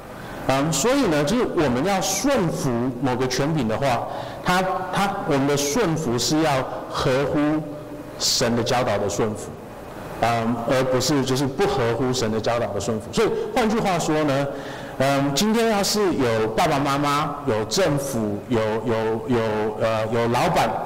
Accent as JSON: {"language": "Chinese", "country": "Taiwan", "said": "要是哪一天我觉得哦，我我要要有哪一天我可以去奥林匹克比赛或什么的，我就是台湾人这样子。"}